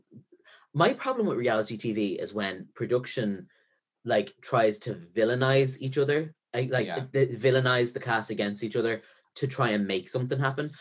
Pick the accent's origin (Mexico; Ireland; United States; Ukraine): Ireland